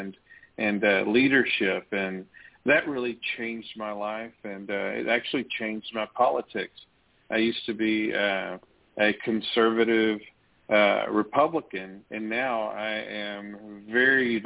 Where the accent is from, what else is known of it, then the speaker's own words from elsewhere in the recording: Tyler, Texas, United States; I wanted to study how far and how deep did racism go in our hometown